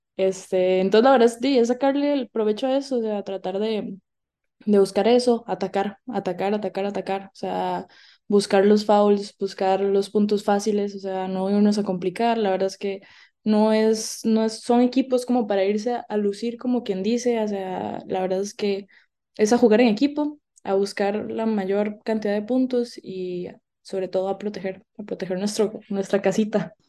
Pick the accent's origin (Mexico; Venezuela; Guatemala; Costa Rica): Costa Rica; Naranjo, Alajuela; venimos de Naranjo, ¿verdad? Un pueblito allá, allá